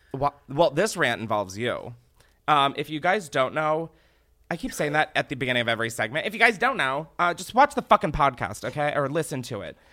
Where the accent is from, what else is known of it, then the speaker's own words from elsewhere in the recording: Delaware, United States; I'm from Delaware. My mom raised me there